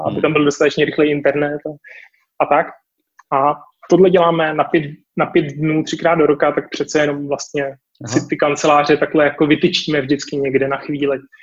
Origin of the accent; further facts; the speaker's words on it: Prague, Czechia; já jsem z Prahy